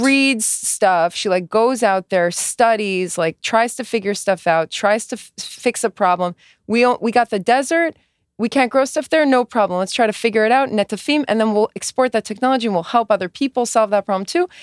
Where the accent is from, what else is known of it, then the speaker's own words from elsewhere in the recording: United States; I'm First American born